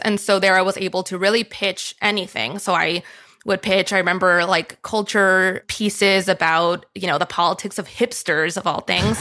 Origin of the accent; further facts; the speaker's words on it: Miami, Florida, United States; moved away; I grew up in Miami, Florida